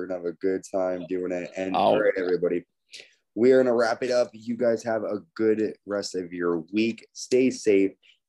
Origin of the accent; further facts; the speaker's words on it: New Haven, Connecticut, United States; my hometown of New Haven, Connecticut.